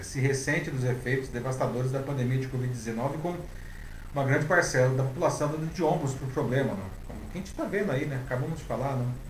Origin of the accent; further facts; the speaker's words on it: Brazil; como brasileiros